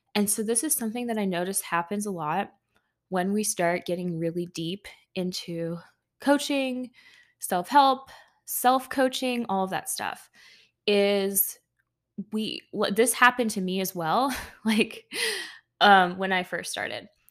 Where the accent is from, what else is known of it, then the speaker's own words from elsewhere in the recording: United States; being an American myself